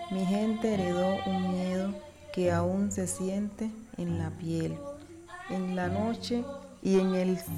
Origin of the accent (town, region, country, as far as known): Pogue, Chocó, Colombia; moved away